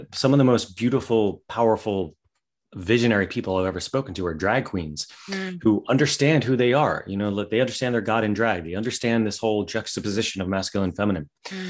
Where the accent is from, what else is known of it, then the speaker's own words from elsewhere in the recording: West Virginia, United States; Well, I grew up in West Virginia. So I grew up with like where it was all hillbilly talk all the time.